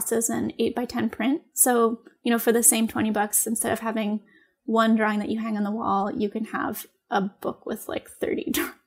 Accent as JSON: {"language": "English", "region": "New York", "country": "United States", "tie": "born or raised there", "also_born_or_lived": "Maine / Michigan / Oregon", "moved": "as an adult", "said": "in New York in my hometown"}